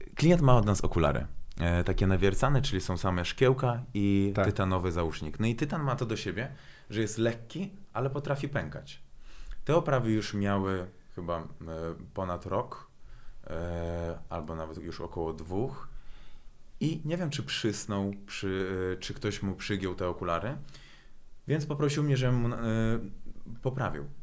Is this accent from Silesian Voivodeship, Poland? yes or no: no; Włocławek, Kuyavian-Pomeranian Voivodeship, Poland; Polish is a second language; moved away as an adult; also born or lived in Baku, Azerbaijan; now in Warsaw, Poland; kocham Włocławek, tam się wychowałem, mam tam e, rodzinę, przyjaciół